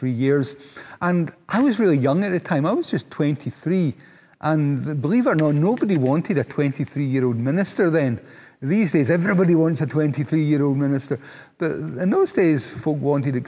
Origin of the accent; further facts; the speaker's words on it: Paisley, Scotland, United Kingdom; also born or lived in Glasgow; I was born and bred in Paisley, which is a town outside of Glasgow